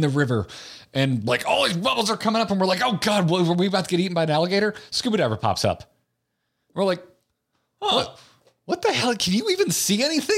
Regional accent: Appalachia, United States; I'm an Appalachian

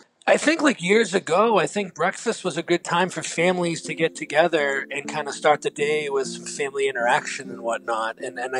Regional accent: Boston, Massachusetts, United States; I'm from Boston.

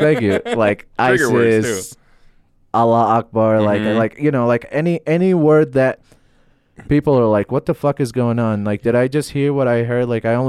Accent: Baghdad, Baghdad Governorate, Iraq; when I say, like, I'm from Baghdad, a lot of people, like, I can feel like I can feel their guilt on stage.

